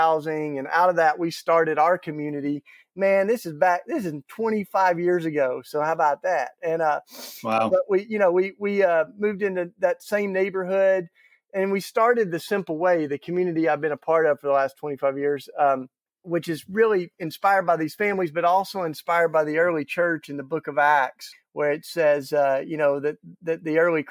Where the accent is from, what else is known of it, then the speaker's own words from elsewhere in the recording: Tennessee, United States; accent: southern drawl; also born or lived in Philadelphia; I grew up down south. That's why I got the, you know, the nice southern drawl going. And I'm grew up in Tennessee